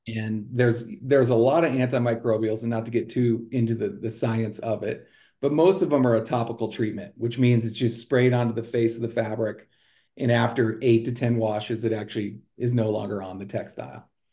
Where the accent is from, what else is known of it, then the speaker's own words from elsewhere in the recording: Colorado Springs, Colorado, United States; moved away as an adult; also born or lived in Sioux City; I grew up in Colorado